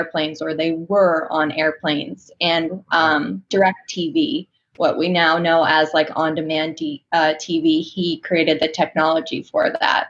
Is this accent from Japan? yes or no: no; Northborough, Massachusetts, United States; I grew up in a small country town in the woods called Northborough, Massachusetts